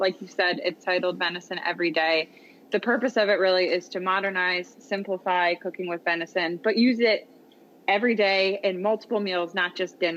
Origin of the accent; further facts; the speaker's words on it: Philadelphia, Pennsylvania, United States; moved away as an adult; also born or lived in the South (US); I am from the Philadelphia area. I lived in the South for a very long time.